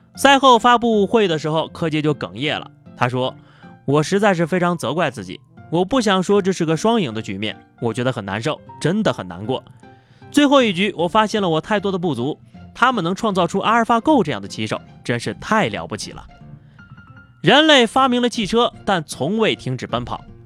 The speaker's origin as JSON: {"language": "Chinese", "region": "northern China", "country": "China", "said": "作为一个北方人"}